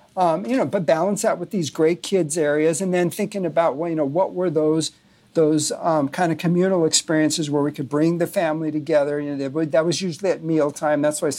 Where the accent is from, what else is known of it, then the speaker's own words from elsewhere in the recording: Burbank, California, United States; I was born in Burbank, California, in the shadow of the Disney Studios, and grew up watching, you know, Walt on Sunday night